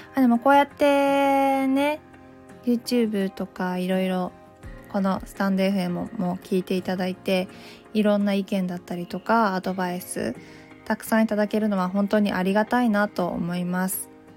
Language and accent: Japanese; Takayama, Gifu, Japan; moved away as an adult; now in Tokyo, Japan; 私は岐阜県の飛騨高山出 身で、鉛があるため、原稿読み結構大変なんです